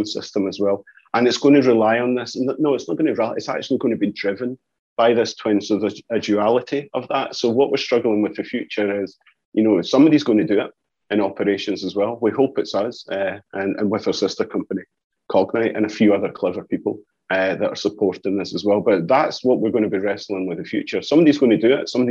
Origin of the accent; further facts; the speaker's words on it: Scotland, United Kingdom; accent: Scottish; You can hear by the accent, I'm Scottish as well.